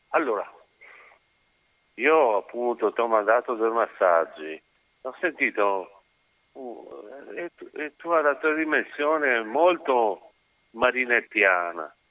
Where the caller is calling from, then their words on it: Marcon, Veneto, Italy; Siamo da Marcon.